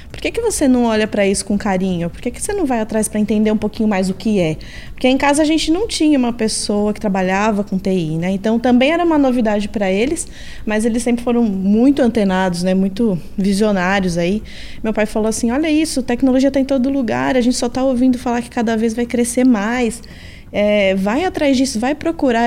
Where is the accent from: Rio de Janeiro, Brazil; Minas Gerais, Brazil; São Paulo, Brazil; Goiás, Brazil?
São Paulo, Brazil; Eu sou de São Paulo, mesmo capital, nasci aqui, moro aqui desde então, nunca me mudei